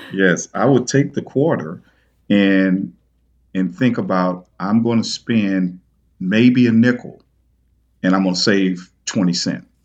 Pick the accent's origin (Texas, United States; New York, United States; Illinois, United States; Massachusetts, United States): Illinois, United States; East St. Louis; my hometown, uh, East Saint Louis